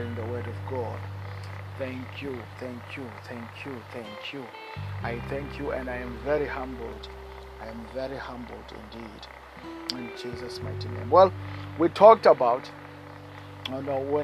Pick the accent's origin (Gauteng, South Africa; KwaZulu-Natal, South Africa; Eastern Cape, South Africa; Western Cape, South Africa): Eastern Cape, South Africa; East London; In the Eastern Cape in South Africa, in a town called East London.